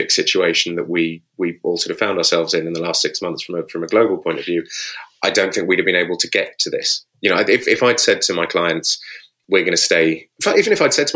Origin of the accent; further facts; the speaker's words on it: United Kingdom; we're British